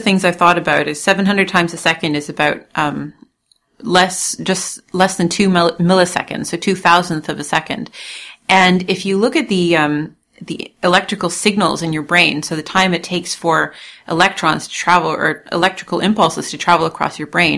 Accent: Toronto, Ontario, Canada; moved away as an adult; also born or lived in Munich, Germany; now in Leiden, Netherlands; I'm originally from Canada, from Toronto, where I was born, raised there, and I went to university there

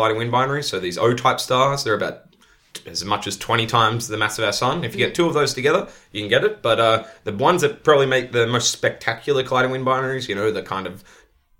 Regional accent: Australia; now in Netherlands; It's kind of funny as an Australian to be back in the UK. It's like a shade of my own country.

